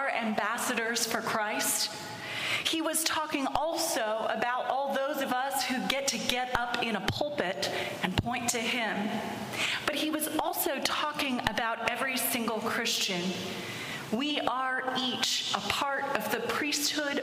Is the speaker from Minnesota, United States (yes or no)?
no; Pittsburgh, Pennsylvania, United States; I was born and raised in Pittsburgh, which is a city of 3 rivers